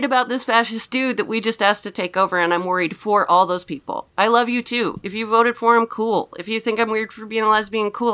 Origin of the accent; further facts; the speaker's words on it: Napa, California, United States; moved away; I came from Napa